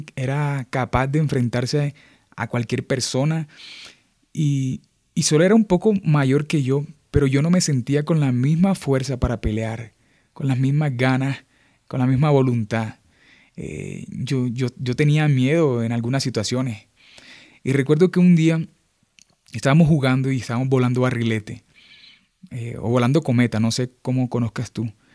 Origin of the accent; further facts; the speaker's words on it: Montería, Córdoba, Colombia; moved away; soy de Montería, eh, Montería es una ciudad al norte de Colombia, eh, está en la región caribe colombiana. Crecí allá, estudié allá, me formé allá